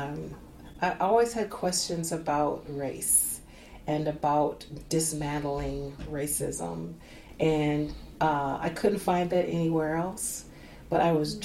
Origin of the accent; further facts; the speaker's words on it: Minneapolis, Minnesota, United States; also born or lived in Dallas, Texas; I grew up mostly in North Minneapolis.